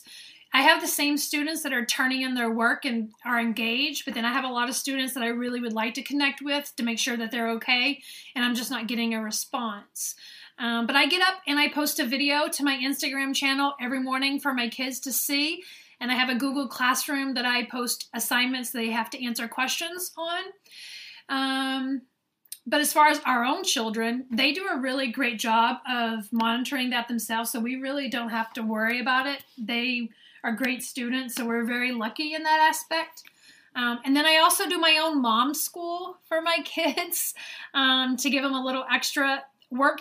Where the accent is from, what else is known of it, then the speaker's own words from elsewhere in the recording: the South, United States; accent: Southern; now in northern United States; when I was growing up in the South